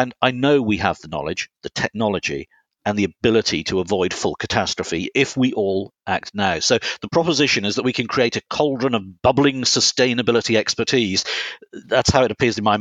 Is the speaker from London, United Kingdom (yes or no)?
no; Herefordshire, West Midlands, United Kingdom; moved away; I grew up on the Welsh border in Herefordshire